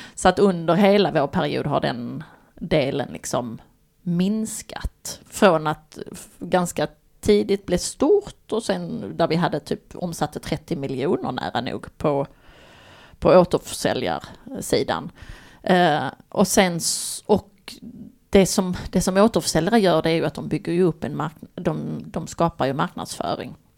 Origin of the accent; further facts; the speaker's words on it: Baskemölla, Skåne, Sweden; min gamla bästa kompis och barndomsvän kan man säga. Eh, från Baskemölla där vi kommer från på Österlen